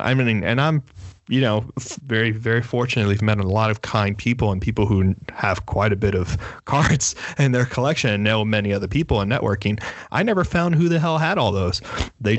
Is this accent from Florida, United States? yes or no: yes; Miami, Florida, United States; growing up in Miami, it's very much like you don't take your car somewhere to get fixed